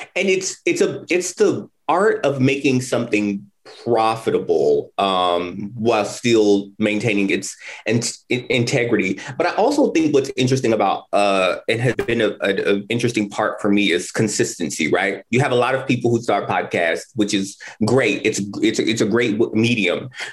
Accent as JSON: {"language": "English", "town": "Indianapolis", "region": "Indiana", "country": "United States", "moved": "as an adult", "said": "I am from Indianapolis, but I have not lived here in many, many years. I moved back in 2019"}